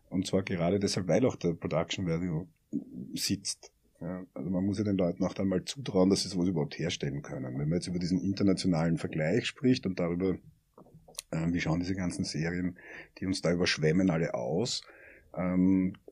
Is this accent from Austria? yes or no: yes; Austria; Und das ist aber das, was uns ja als Österreicher am meisten interessieren